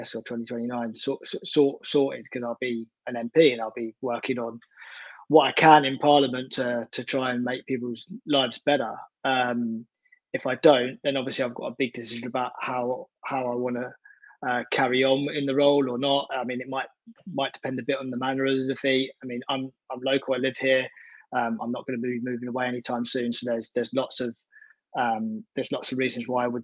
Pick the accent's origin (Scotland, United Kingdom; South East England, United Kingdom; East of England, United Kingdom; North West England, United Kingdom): East of England, United Kingdom; Essex; moved away as an adult; now in South London, United Kingdom; I've lived in South of London since I was 18 now. So I'm from Essex originally, but moved up to South London